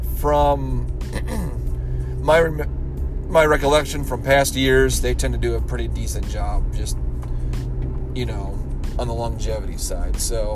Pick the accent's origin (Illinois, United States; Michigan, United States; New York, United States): Michigan, United States; I'm from Michigan.